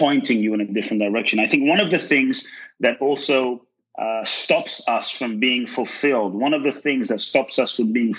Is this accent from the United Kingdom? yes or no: yes; London, United Kingdom; moved away; also born or lived in West Africa; growing up in London